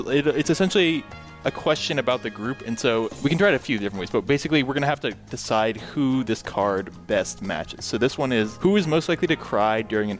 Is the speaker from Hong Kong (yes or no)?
no; New Hampshire, United States; moved away; I'm from New Hampshire, from like the New Hampshire-Vermont border.